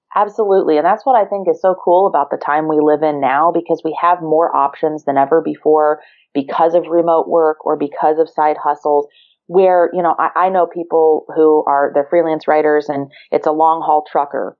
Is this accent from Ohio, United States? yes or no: yes; Ohio, United States; moved away as an adult; also born or lived in Virginia / Maryland; I grew up in Ohio.